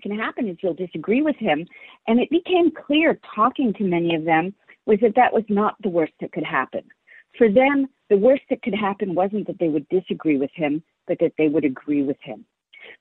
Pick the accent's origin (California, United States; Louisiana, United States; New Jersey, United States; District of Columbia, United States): California, United States; San Francisco; I was raised in San Francisco and was part of the San Francisco scene.